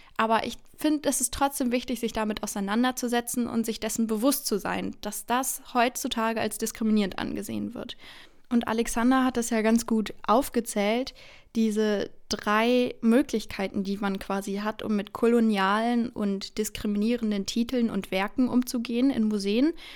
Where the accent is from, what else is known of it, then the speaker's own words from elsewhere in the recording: Bonn, North Rhine-Westphalia, Germany; now in Cologne, Germany; ich komme aus Bonn, aber jetzt studiere ich hier in Köln